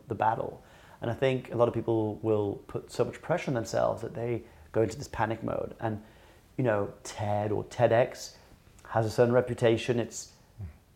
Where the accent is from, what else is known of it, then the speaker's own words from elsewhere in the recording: France; we lived in France, we grew up in France